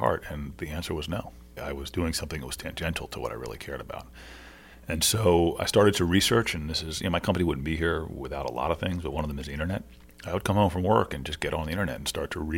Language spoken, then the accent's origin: English; Washington, District of Columbia, United States; also born or lived in Maryland; I'm from D.C. and from Maryland.